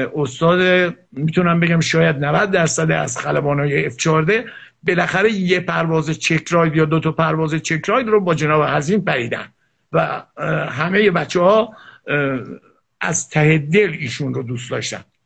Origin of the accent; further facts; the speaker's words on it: Iran; چون من ایرانیم